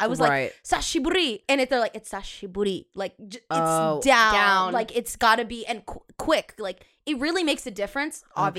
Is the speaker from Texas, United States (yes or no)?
no; California, United States; I am from California, girl.